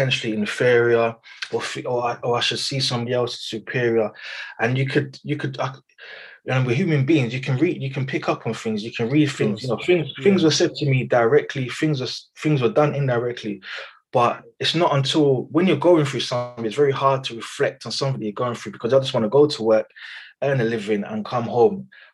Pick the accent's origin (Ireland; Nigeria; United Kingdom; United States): United Kingdom; I am very much British. I was born here, second, third generation born here.